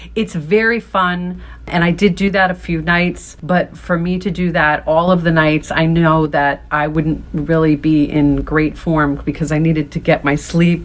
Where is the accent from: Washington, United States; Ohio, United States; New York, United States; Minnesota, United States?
New York, United States; as a New Yorker